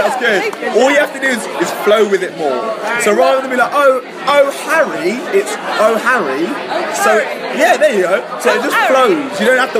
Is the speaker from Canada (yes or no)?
no; London, United Kingdom; I'm from London